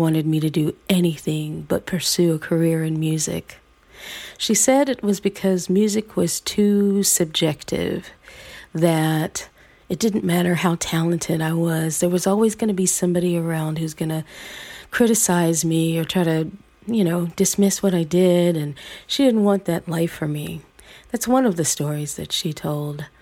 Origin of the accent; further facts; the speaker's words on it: the South, United States; at a time when the KKK was active in my hometown, at a time when I could literally feel people looking through me instead of looking at me, invisibilizing me with their own ideas of what a black girl in the South should be able